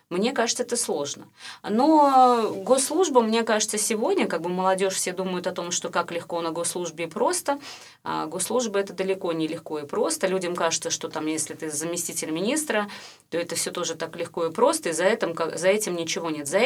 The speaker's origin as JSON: {"language": "Russian", "region": "Saint Petersburg", "country": "Russia", "said": "Ну как-то в большей мере все-таки я питерская."}